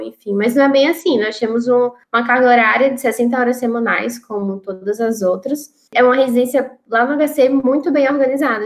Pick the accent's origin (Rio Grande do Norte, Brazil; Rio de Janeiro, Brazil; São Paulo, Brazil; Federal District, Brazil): Rio Grande do Norte, Brazil; Natal; moved away; eu não tenho medo de voltar para a minha cidade, para o meu estado